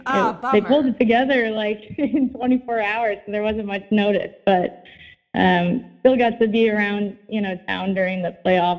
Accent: Midwest, United States; You'd think for growing up in the Midwest, I would be used to it, but I'm just not a fan of freezing.

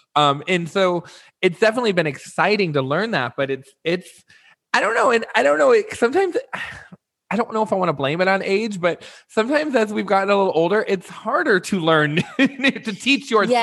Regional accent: Midwest, United States; moved away; also born or lived in Las Vegas / Los Angeles / New York; growing up in the Midwest, I'm not even necessarily from the East Coast

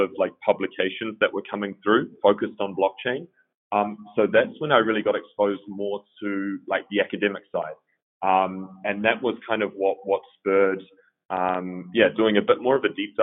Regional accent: New Zealand; moved away as an adult; also born or lived in Melbourne, Australia; now in Berlin, Germany; I grew up in New Zealand

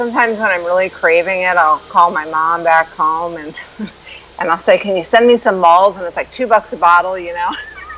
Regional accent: St. Louis, Missouri, United States; now in San Diego, United States; I live in San Diego now, okay. But I'm originally from St. Louis, Missouri

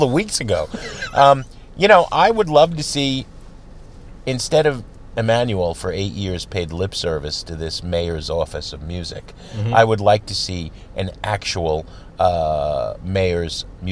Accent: New Jersey, United States; also born or lived in Minneapolis; now in Chicago, United States; Having lived in Minneapolis twice, growing up in New Jersey

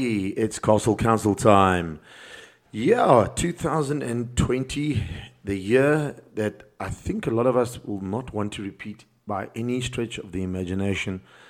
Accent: South Africa; And I'm speaking as from a South African point of view, because we're in South Africa and I'm in South Africa

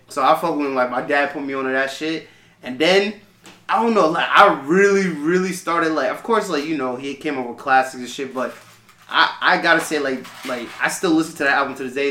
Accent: Nassau County, New York, United States

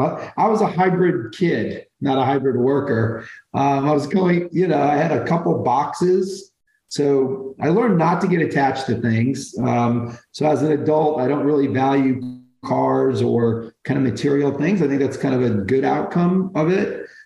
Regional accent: Brooklyn, New York, United States; born there; I was born in Brooklyn. I was kind of a young teenager, not on the right track. So she gave me up early. I wound up living in about 15 homes growing up, different homes

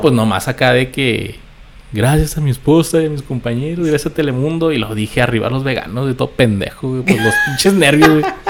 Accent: Ciudad Juárez, Chihuahua, Mexico; also born or lived in Mexico City / El Paso, Texas, United States; la vida me trajo de, regreso a, Ciudad Juárez.

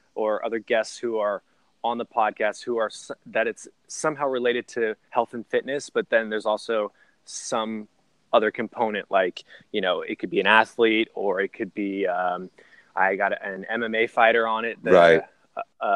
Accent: the Bay Area, California, United States; I'm from the Bay

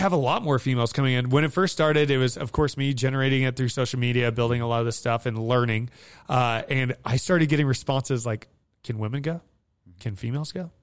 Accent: Hawthorne, Nevada, United States; also born or lived in Fernley, Nevada; I grew up in Hawthorne, Nevada

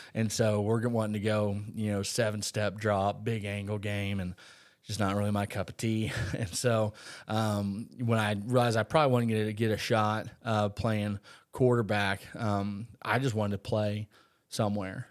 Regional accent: Umatilla, Florida, United States; also born or lived in Nebraska; I was a Lake County boy. So I grew up in Umatilla, on the lakes

